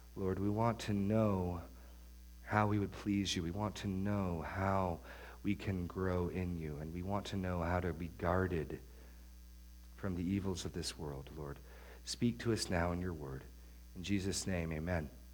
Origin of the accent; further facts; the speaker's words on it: New Hampshire, United States; where I grew up in New Hampshire